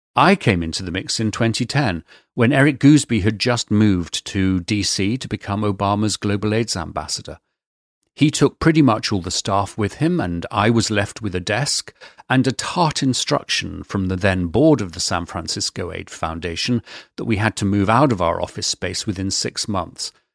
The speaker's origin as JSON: {"language": "English", "country": "United Kingdom", "said": "being British"}